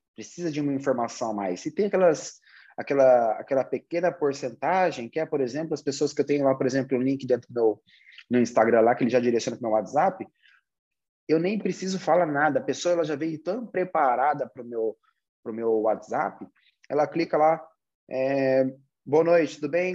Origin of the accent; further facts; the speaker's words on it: Brazil; Nós, como brasileiros